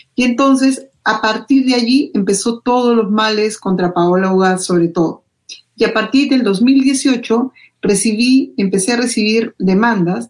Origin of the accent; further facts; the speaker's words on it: Peru; mi país